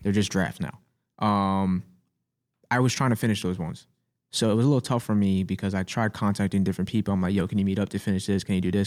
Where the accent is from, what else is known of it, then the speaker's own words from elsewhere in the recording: New York City, New York, United States; I'm from Staten Island